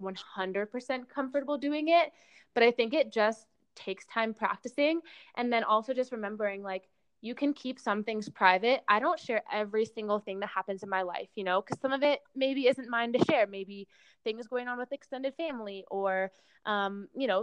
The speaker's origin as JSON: {"language": "English", "region": "California", "country": "United States", "tie": "born or raised there", "moved": "yes", "said": "my hometown in California"}